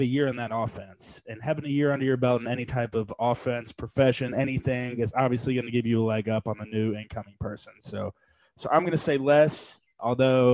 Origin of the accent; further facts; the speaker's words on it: Louisville, Kentucky, United States; we're also from Louisville, and high school sports mean a lot to us